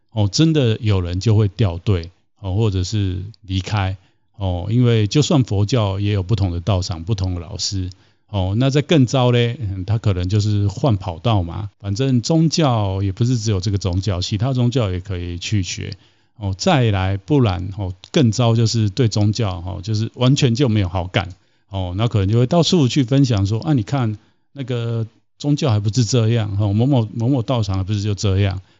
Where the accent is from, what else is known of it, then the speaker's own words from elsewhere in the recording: Taiwan; 我在台湾长大，那在台湾其实有接触过一些不同的宗教，还有对宗教的概念